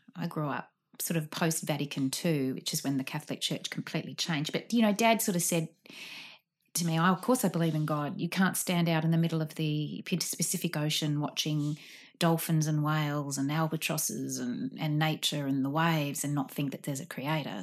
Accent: Sydney, New South Wales, Australia; I grew up in Artarmon

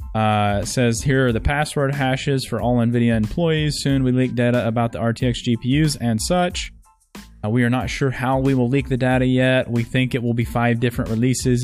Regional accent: Texas, United States; I'm from Texas

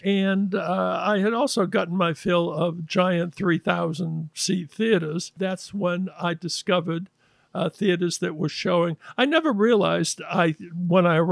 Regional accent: Gloucester, Massachusetts, United States; now in New York City, United States; I'm from Gloucester, Massachusetts. Originally, but I came to the big city in 1958

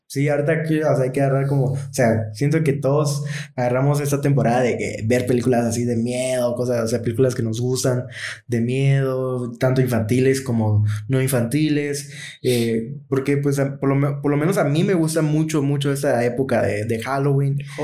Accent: Guatemala; somos de Guatemala

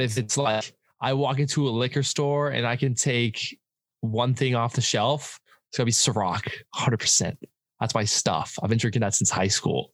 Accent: Abbotsford, British Columbia, Canada; I'm from Abbotsford, uh, BC, Canada. That's like an hour outside of Vancouver.

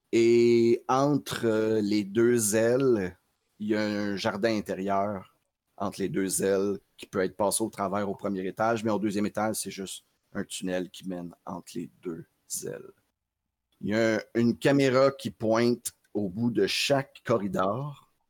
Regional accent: New York, United States; J'ai grandi dans Queens, oui.

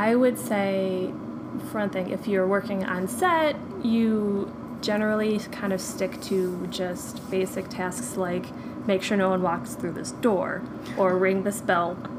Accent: Detroit, Michigan, United States; moved away as an adult; now in Atlanta, United States; moving back to my hometown of Detroit

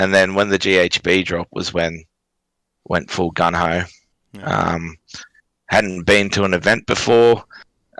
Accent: Cairns, Queensland, Australia; I'm from Cairns

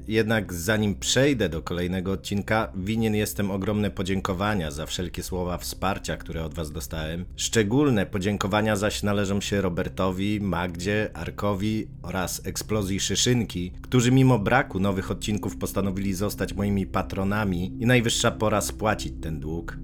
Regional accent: Gdańsk, Pomeranian Voivodeship, Poland; u nas w Gdańsku jest bardzo podobnie

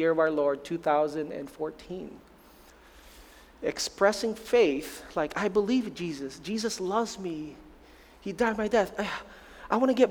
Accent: Philippines; moved away; I'm Filipino to the max, born in the Philippines, raised in the Philippines.

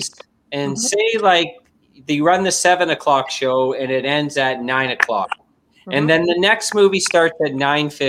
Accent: Thunder Bay, Ontario, Canada; now in Timmins, Canada; I'm originally from Thunder Bay

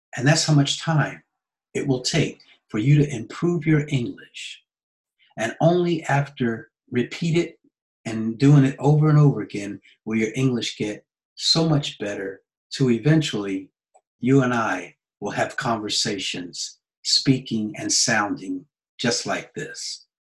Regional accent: United States; now in Nagoya, Japan; As an American

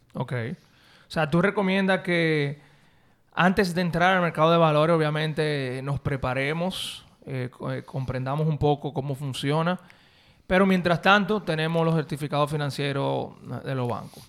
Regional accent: Dominican Republic; un dominicano averaje, un, un, una persona como tú y como, bueno, como yo

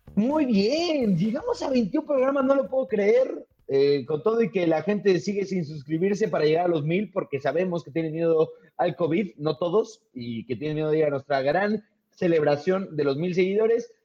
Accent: Mexico City, Mexico; forma parte de nuestro ADN como chilango el taco del bajón

